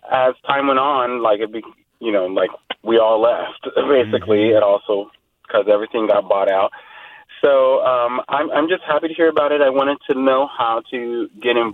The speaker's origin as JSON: {"language": "English", "area": "Sonoma County", "region": "California", "country": "United States", "tie": "born or raised there", "said": "I grew up in Sonoma County"}